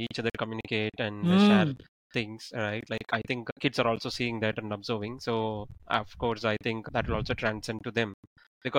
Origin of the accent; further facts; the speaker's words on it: Gandhi Museum, Tamil Nadu, India; I grew up in Gandhi Museum, so did my schooling, I mean, all my childhood till my college, I was there